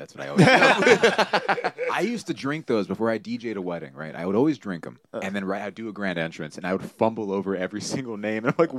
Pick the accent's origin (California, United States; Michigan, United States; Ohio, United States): California, United States; Los Angeles; I grew up in Frogtown, where Cam lives, and I live in Eagle Rock now.